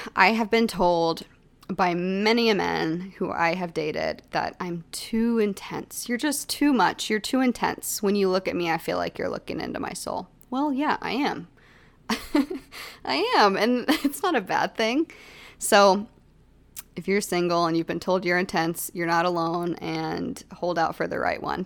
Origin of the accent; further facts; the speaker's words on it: Texas, United States; growing up in Texas, we lived in a haunted house